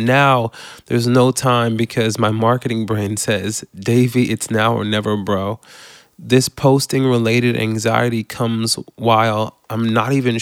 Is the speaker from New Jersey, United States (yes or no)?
no; Baton Rouge, Louisiana, United States; I grew up in Baton Rouge, Louisiana, and church was a big part of my family and our culture at the time